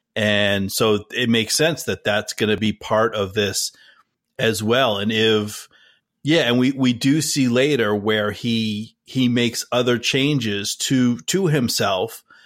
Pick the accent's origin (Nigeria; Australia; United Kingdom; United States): United States; New Jersey; we both, Dave and I, we grew up in New Jersey